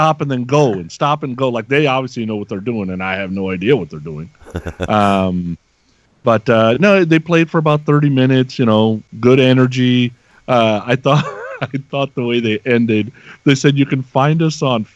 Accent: Bay Area, California, United States; I grew up in the Bay Area

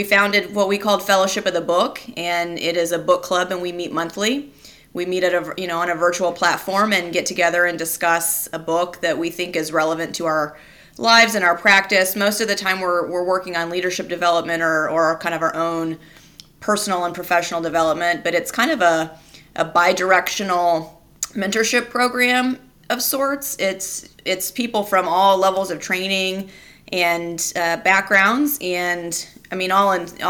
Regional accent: Kansas, United States; moved away as an adult; also born or lived in Detroit, Michigan / Memphis, Tennessee / Roanoke, Virginia; I am a Kansas native, so I'm happy to be in my home state

